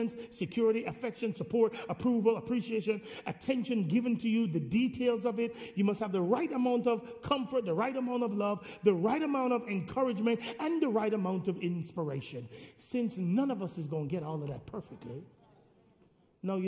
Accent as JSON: {"language": "English", "country": "Jamaica", "said": "I'm Jamaican"}